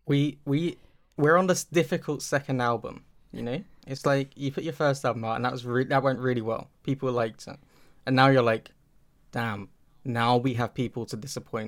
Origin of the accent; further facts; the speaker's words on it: Milton Keynes, South East England, United Kingdom; my hometown